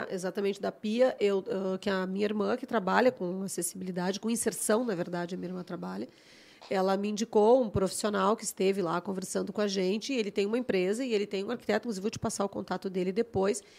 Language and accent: Portuguese; Porto Alegre, Rio Grande do Sul, Brazil; also born or lived in Santo Ângelo, Brazil; eu não nasci em Porto Alegre, vim eu, assim, nasci numa cidade do interior e acabei vivendo até os meus 10 anos numa outra cidade, que é Santo Ângelo, que é lá das Missões. E vim para Porto Alegre pequena